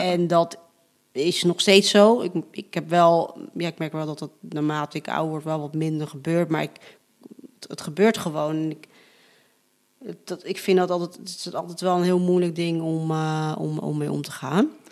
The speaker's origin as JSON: {"language": "Dutch", "country": "Netherlands", "tie": "born or raised there", "said": "ik ben gewoon wel opgegroeid in een Nederlandse cultuur"}